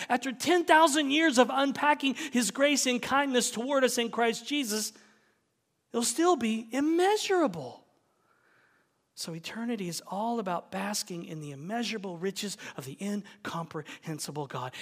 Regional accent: United States; we are American

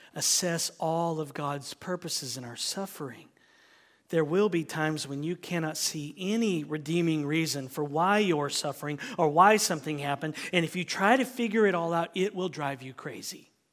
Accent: United States; as an American

